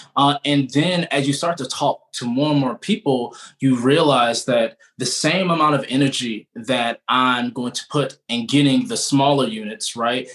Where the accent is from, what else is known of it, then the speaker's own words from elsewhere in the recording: Baltimore, Maryland, United States; I am originally from Baltimore